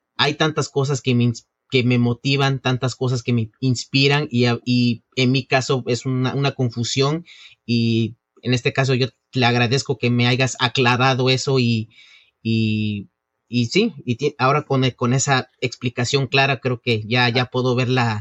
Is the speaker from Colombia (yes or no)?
no; Mexico; now in New York, United States; soy originalmente mexicano